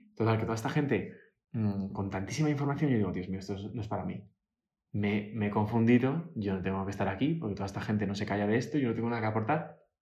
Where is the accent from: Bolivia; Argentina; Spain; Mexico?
Spain; Majadahonda, Community of Madrid; moved away as an adult; also born or lived in New York; nací en Madrid